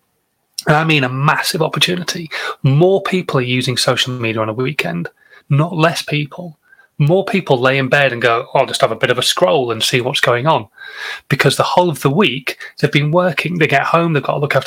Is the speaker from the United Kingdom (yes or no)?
yes; Yorkshire and the Humber, United Kingdom; as a northerner, as a Yorkshireman